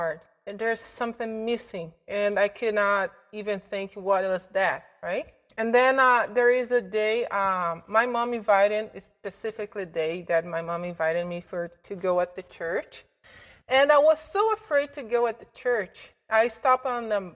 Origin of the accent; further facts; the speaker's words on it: Belo Horizonte, Minas Gerais, Brazil; moved away as an adult; now in Canada; I'm from Brazil, a city called Belo Horizonte